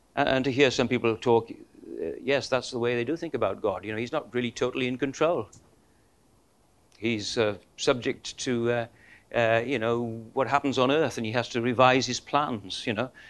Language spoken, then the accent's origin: English; Welsh, Wales, United Kingdom; we're Welsh